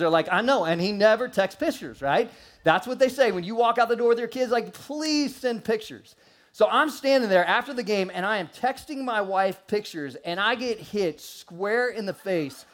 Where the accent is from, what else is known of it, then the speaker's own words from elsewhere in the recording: St. Louis, Missouri, United States; moved away; I was born in St. Louis